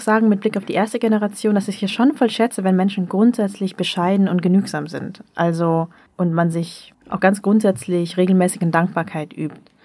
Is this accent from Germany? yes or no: no; the North, Northern Vietnam, Vietnam; ich komme ja auch aus dem Norden